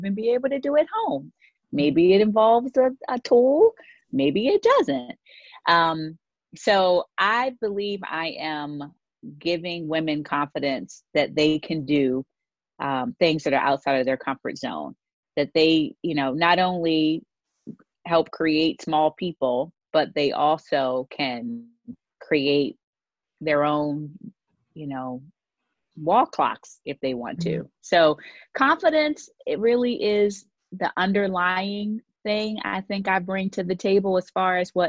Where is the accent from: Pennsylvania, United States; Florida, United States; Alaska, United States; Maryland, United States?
Maryland, United States; Baltimore; I born and raised in Baltimore, Maryland, where I currently live today